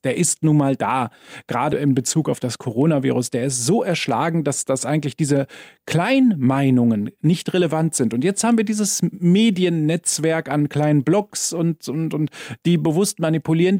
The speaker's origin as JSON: {"language": "German", "country": "Germany", "moved": "yes", "lives_now": "Vienna, Austria", "said": "Wie man hört, komme ich ja aus Deutschland"}